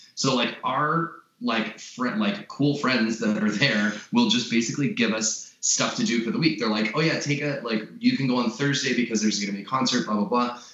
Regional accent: Los Angeles, California, United States; I'm from Los Angeles. I'm from Southern California

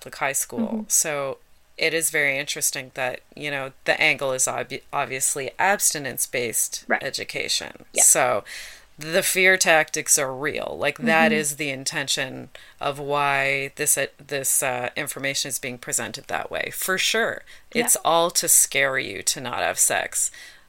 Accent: Dundas, Ontario, Canada; I grew up in Dundas, Ontario, which is kind of near Hamilton

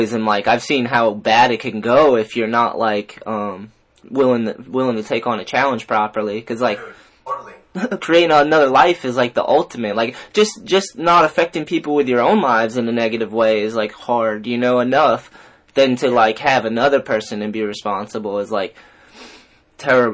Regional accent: New Bedford, Massachusetts, United States; moved away; I was living in the projects in New Bedford

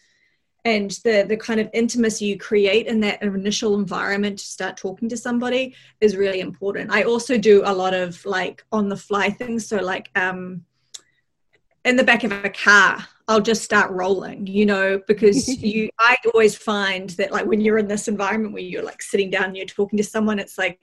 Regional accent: New Zealand; accent: Kiwi; moved away; I come from New Zealand.

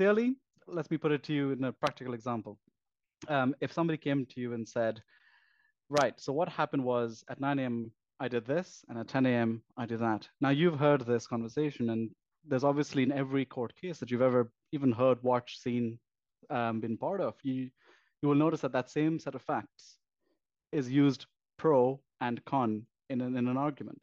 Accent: Pakistan; moved away; I came from Pakistan originally

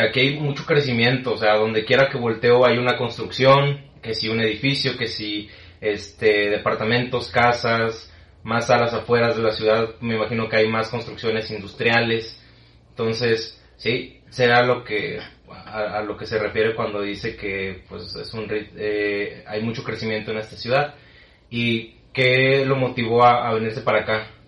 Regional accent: Tabasco, Mexico; also born or lived in Mexico City; now in Monterrey, Mexico; Yo vengo de Tabasco

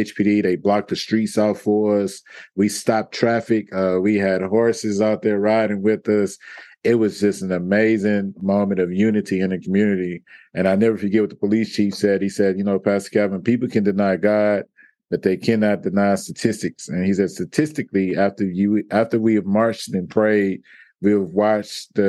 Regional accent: Houston, Texas, United States; I'm from Houston, Texas, on the southeast side, born and raised, Sunnyside, South Park area

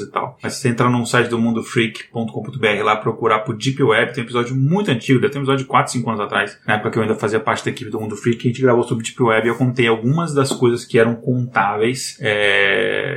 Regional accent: Brazil; a gente é brasileiro

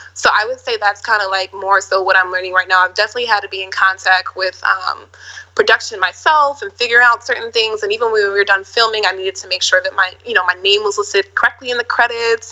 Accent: Minneapolis, Minnesota, United States; I'm from Minneapolis, Minnesota, the Midwest.

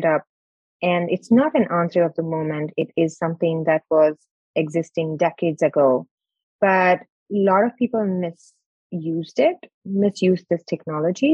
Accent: India; moved away as an adult; now in United States; And I'm born and brought up in India.

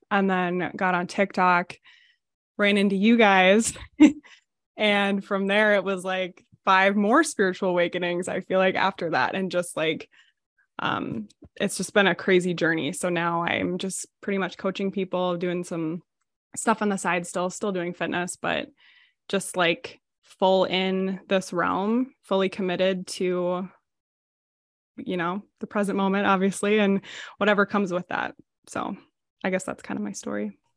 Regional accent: United States; I'm from the Minnesota, Wisconsin area, um, on the border. I've lived here my whole life

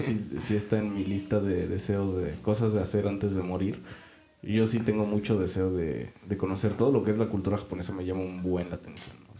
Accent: Mexico; aquí en México

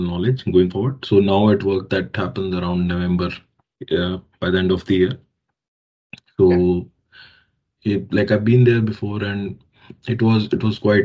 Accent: Delhi, India; moved away as an adult; also born or lived in Jalandhar, Punjab, India; now in Australia; I was born in Delhi, India. And I did my, you know, all my schooling. So my graduation from Punjab, Jalandhar, Punjab

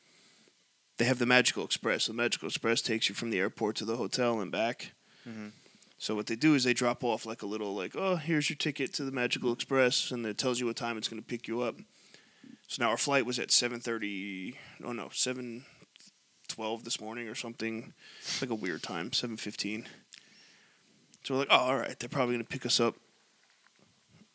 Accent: New York, United States; We're like, oh, from New York

